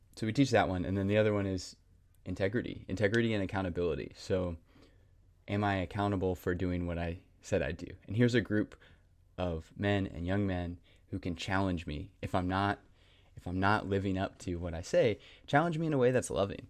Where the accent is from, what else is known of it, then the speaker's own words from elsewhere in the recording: Raleigh, North Carolina, United States; also born or lived in Garner, North Carolina; born and raised in Raleigh, North Carolina, kind of grew up in Garner